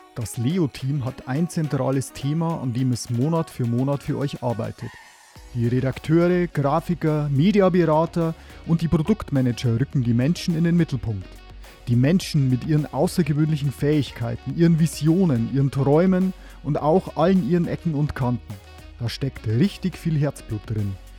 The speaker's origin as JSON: {"language": "German", "town": "Neustadt an der Waldnaab", "region": "Bavaria", "country": "Germany", "said": "ich komme aus Neustadt an der Waldnab"}